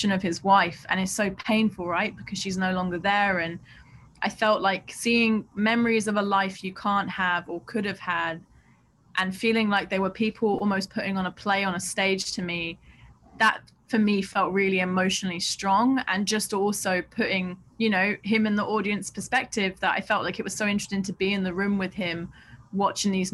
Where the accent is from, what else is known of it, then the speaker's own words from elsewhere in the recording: London, United Kingdom; I grew up in Southeast London